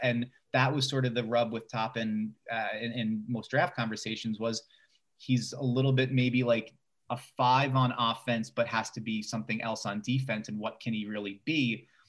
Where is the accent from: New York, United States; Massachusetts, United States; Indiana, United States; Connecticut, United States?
New York, United States; New York City; I grew up in Bay Ridge. I've lived in New York most of my life.